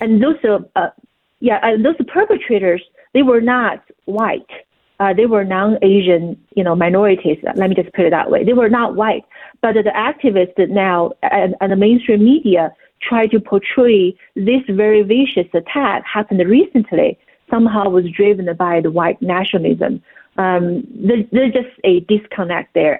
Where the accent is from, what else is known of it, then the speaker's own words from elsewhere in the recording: China; moved away; growing up in China.